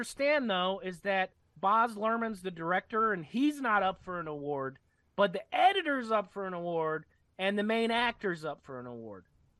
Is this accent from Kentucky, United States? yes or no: yes; Kentucky, United States; now in Grass Valley, United States; I'm from Kentucky